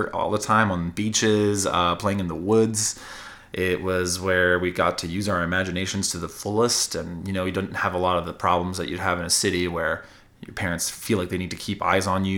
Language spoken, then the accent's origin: English; Neguac, New Brunswick, Canada; moved away as an adult; also born or lived in Vancouver; now in Edmonton, Canada; I am a proud Maritimer. I grew up in New Brunswick, rural New Brunswick, in a town of 1,900 people now